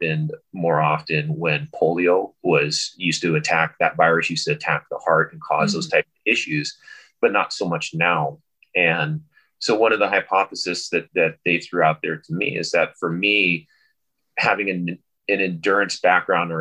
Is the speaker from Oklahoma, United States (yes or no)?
no; California, United States; moved away as an adult; also born or lived in San Luis Obispo, California; now in Hawaii, United States; I grew up in California